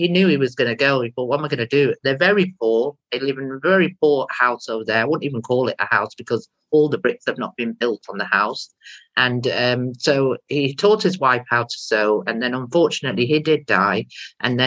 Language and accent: English; India; now in Stockport, United Kingdom; I'm not actually from Pakistan, I'm from India.